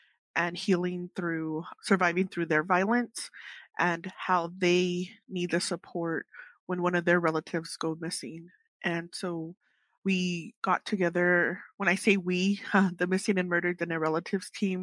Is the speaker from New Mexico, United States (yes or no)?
yes; Sheep Springs, New Mexico, United States; I come from Sheep Springs here on the Navajo Nation